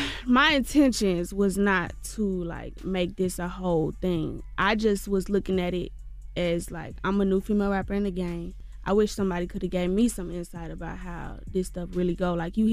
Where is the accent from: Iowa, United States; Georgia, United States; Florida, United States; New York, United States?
Georgia, United States